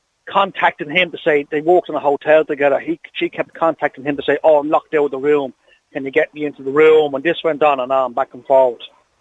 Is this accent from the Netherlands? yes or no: no; Ireland; I was born in St. Peter's Hall, the same as yourself, in 1971.